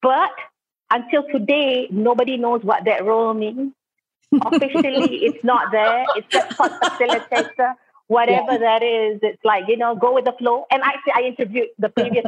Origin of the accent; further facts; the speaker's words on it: Terengganu, Malaysia; I'm actually an East Coast person. I'm just like Dina. I come from Terengganu. I have family in Kelantan